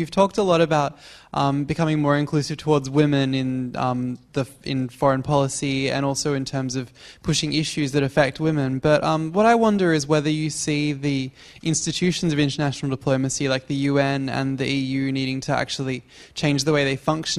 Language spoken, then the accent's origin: English; Australia; I'm actually Australian.